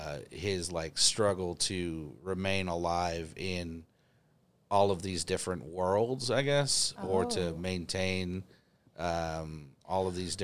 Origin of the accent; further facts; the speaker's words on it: Missouri, United States; I'm from Missouri.